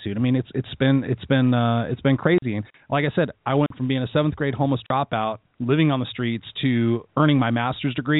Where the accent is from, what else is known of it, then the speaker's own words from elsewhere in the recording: Inglewood, California, United States; I was born in Inglewood, California, here in Southern California